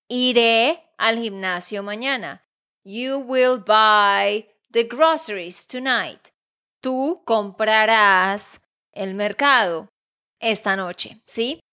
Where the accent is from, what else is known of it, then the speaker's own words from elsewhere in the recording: Santander, Colombia; de Santander, Colombia